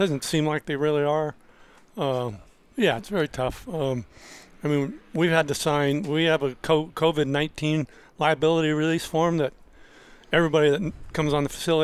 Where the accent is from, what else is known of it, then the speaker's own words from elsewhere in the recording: Murrieta, California, United States; my hometown of Marietta